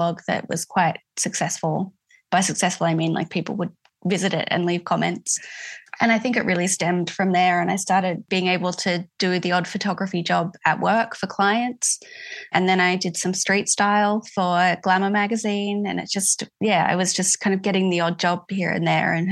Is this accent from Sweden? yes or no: no; Adelaide Hills, South Australia, Australia; moved away as an adult; I grew up in the Adelaide Hills and lived there until I was about 20.